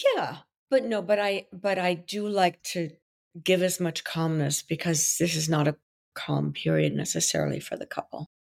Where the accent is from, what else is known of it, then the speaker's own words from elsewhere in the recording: Brussels, Brussels-Capital Region, Belgium; first language French; English is a second language; now in New York, United States; I was born in Belgium, so my native language is French.